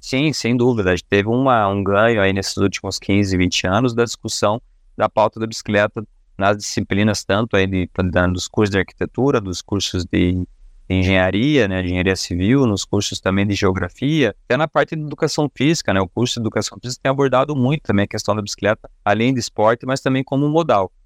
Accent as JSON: {"language": "Portuguese", "town": "Curitiba", "region": "Paraná", "country": "Brazil", "said": "a gente é daqui de Curitiba"}